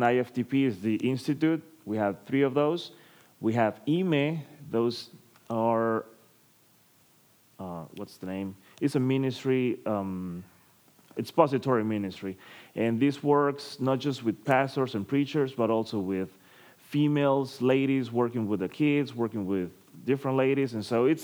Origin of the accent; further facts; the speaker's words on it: Tegucigalpa, Francisco Morazán, Honduras; I'm coming from Honduras, Tegucigalpa City. That's the capital city of Honduras.